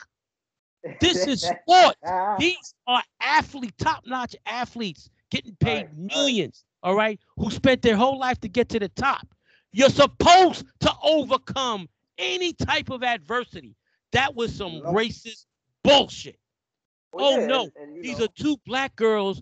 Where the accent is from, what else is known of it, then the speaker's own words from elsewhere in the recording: New York City, New York, United States; growing up in New York City, there was a popular radio show called Mike and the Mad Dog